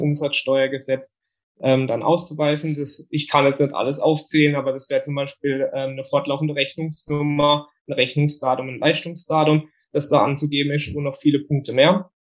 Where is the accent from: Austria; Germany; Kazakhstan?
Germany; Bietigheim, Baden-Württemberg; komme aus dem Biedigheim nahe Karlsruhe und bin 30 Jahre alt